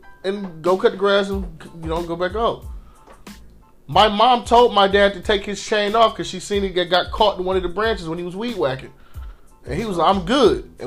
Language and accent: English; Inkster, Michigan, United States; also born or lived in Ypsilanti, Michigan; I grew up in Inkster